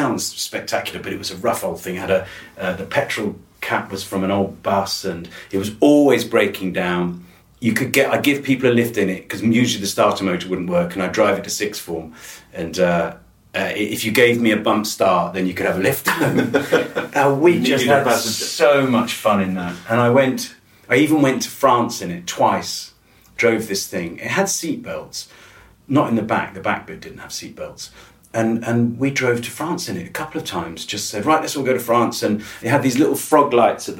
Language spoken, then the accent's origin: English; Wiltshire, South West England, United Kingdom; I grew up in Wiltshire